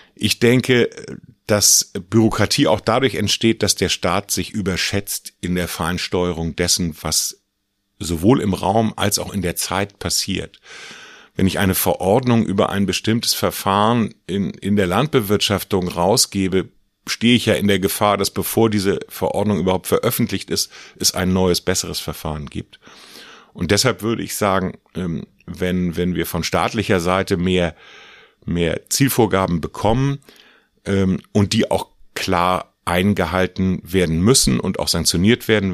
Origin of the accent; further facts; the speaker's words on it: Gnoien, Mecklenburg-Vorpommern, Germany; Ich komme aus Gneuen. Das ist eine kleine Stadt in Mecklenburg zwischen Rostock und der Demmin.